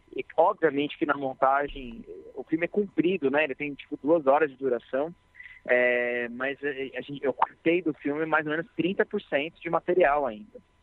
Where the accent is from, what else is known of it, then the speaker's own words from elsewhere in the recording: Mairiporã, São Paulo, Brazil; eu nasci em Mariporã, que é uma cidade próxima aqui de São Paulo